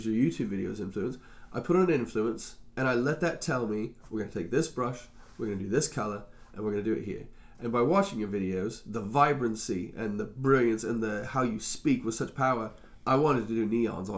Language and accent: English; Indiana, United States; also born or lived in Virginia / Missouri; I was born in Indiana